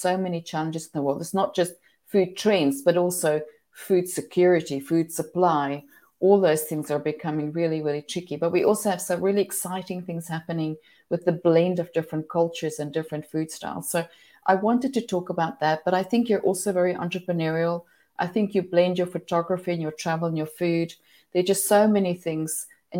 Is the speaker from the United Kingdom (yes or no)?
no; South Africa; we're also connected in many ways being South African